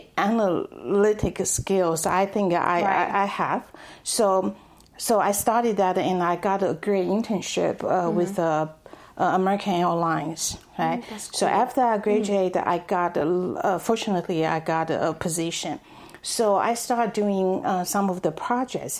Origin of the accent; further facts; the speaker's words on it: Taipei, Taiwan; also born or lived in Texas, United States; now in Dallas, United States; I was born and raised in Taipei, Taiwan. I have been in the United States for over 20 years.